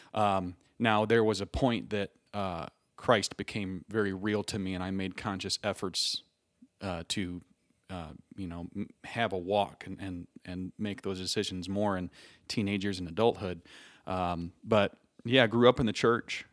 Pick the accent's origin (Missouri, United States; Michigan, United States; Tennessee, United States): Michigan, United States; Three Oaks; moved away as an adult; now in Indianapolis, United States; I was born and raised in Three Oaks, through Oaks, Michigan, about ten minutes off the lake